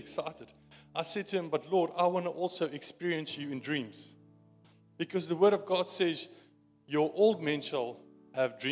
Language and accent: English; South Africa; accent: Afrikaans; my Afrikaans accent